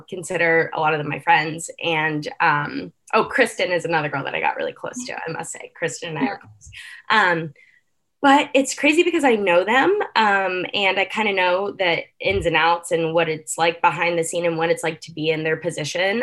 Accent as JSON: {"language": "English", "town": "Morgantown", "region": "West Virginia", "country": "United States", "tie": "born or raised there", "also_born_or_lived": "Pittsburgh, Pennsylvania", "said": "I grew up in Morgantown, West Virginia, where I started dancing when I was like 3 years old"}